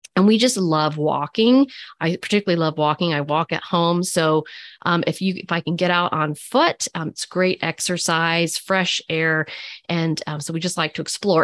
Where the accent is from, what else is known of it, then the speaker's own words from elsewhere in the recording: Lexington, Kentucky, United States; I grew up in Lexington